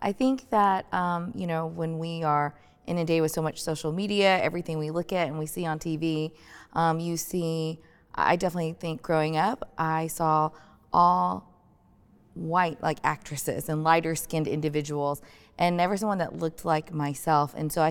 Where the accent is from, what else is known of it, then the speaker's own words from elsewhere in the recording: United States; then here living, growing up in the States, when it's summertime and everyone's going outside and you can tan very easily